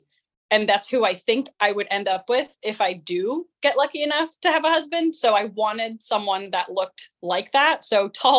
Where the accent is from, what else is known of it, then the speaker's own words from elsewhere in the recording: Amsterdam, North Holland, Netherlands; Holland, Amsterdam.